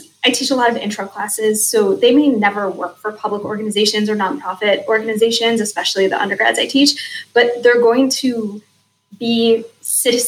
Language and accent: English; Cleveland, Ohio, United States; now in Indianapolis, United States; I grew up in Cleveland or outside of Cleveland